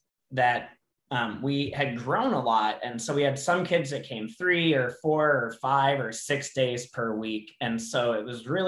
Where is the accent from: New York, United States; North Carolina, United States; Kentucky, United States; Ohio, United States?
Ohio, United States; Cleveland; moved away; I'm from Cleveland, Ohio originally